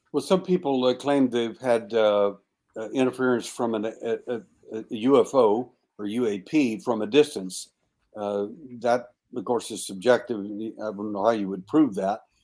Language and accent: English; Texas, United States; I was born in Texas and I was born at night